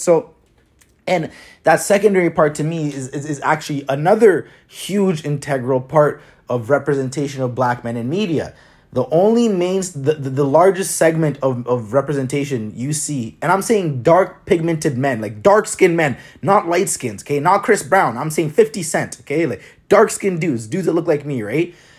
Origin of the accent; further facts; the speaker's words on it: Toronto, Ontario, Canada; growing up in Toronto